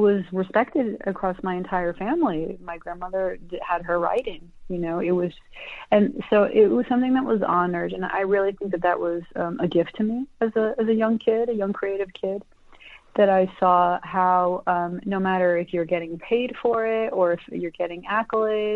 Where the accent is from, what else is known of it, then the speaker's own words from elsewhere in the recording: United States; I was born in the United States, and I'm a dual citizen. My parents are Colombians